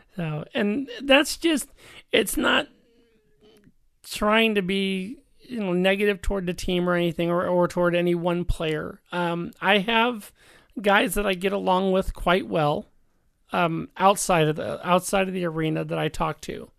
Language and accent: English; Chicago, Illinois, United States; now in Stockton, United States; Born and raised in Chicago